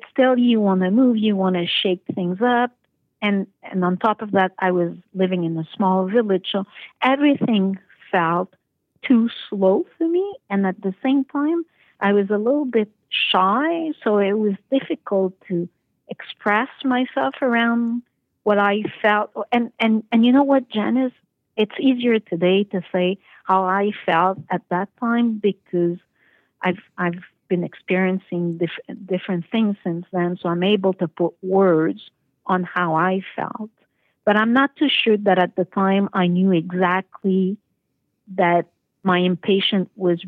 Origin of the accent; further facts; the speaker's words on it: South Shore of Montreal, Quebec, Canada; moved away as an adult; also born or lived in Toronto; now in Paris, France; I grew up in a very conventional family with a older brother in a small town / village south shore of Montreal